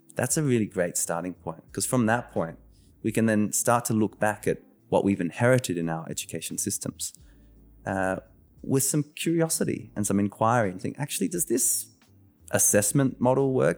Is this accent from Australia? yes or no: yes; Australia; I was born in Australia, the first in my family.